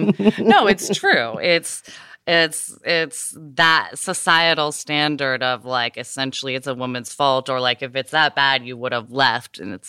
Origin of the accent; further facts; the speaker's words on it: Southern United States, United States; I'm from the South, though, where the idea that women should be married and ideally at a very young age is deeply ingrained.